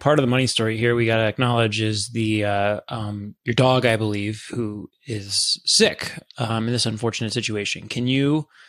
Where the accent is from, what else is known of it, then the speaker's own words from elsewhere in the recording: Columbia, Maryland, United States; I grew up in Howard County in Columbia, Maryland.